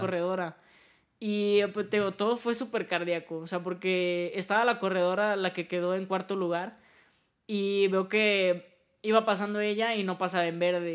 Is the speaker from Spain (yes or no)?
no; Mexico; nosotros como mexicanos